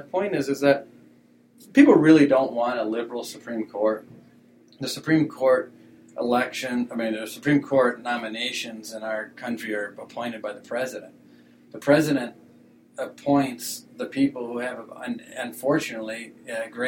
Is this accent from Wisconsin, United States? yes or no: yes; Wisconsin, United States; I'm from Wisconsin